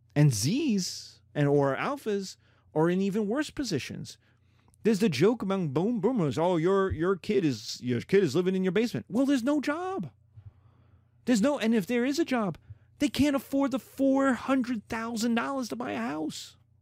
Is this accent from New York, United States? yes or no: yes; New York, United States; I'm a New Yorker. I'm an American